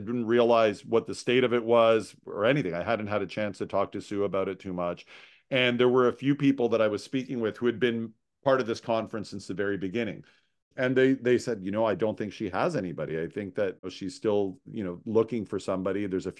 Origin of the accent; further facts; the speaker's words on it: Toronto, Ontario, Canada; now in Montreal, Canada; And I'm a Toronto boy. I was born and raised in Toronto.